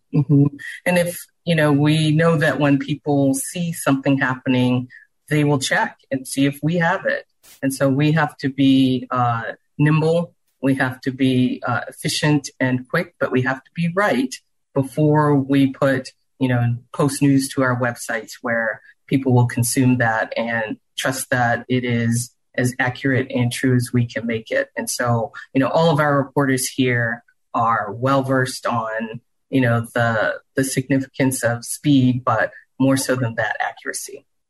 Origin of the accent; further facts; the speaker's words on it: Charleston, South Carolina, United States; now in Houston, United States; I grew up in Charleston, South Carolina